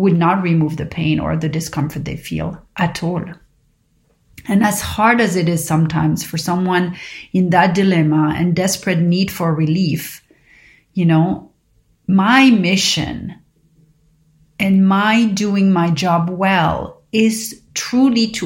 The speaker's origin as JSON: {"language": "English", "town": "Paris", "region": "Île-de-France", "country": "France", "tie": "born or raised there", "said": "growing up in Paris"}